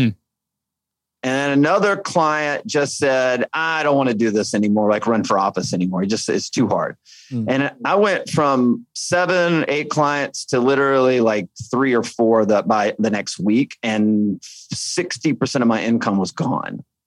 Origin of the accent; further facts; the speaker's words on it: Alabama, United States; I grew up in Alabama